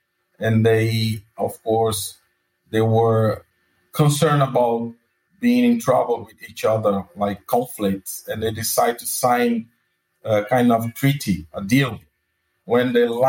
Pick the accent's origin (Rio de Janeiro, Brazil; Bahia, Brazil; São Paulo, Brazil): Bahia, Brazil; Salvador; my hometown, Salvador. Talk about my state, Bahia.